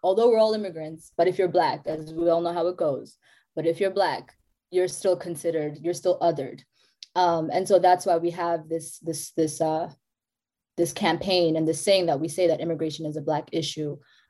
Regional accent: South Africa; South Africa.

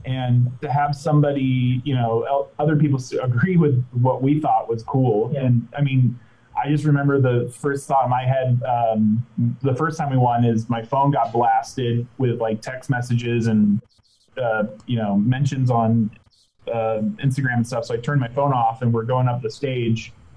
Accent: Orange County, California, United States; I'm from Orange County, um, born bred.

